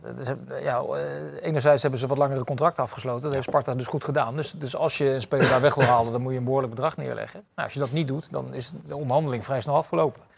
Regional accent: The Hague, South Holland, Netherlands; ik zit er als Hagenees altijd precies tussen, tussen Rotterdam

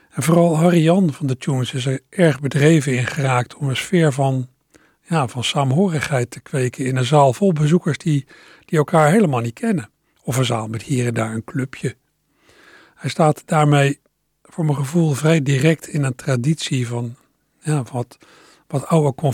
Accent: Maassluis, South Holland, Netherlands

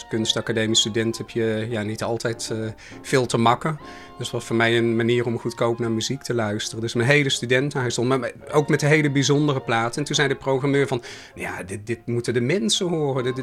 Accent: Oss, North Brabant, Netherlands; accent: soft G; now in Rotterdam, Netherlands; ik woonde nog in Den Bosch, vandaar mijn zachte G. Ondanks het feit dus- dat ik al heel lang in Rotterdam

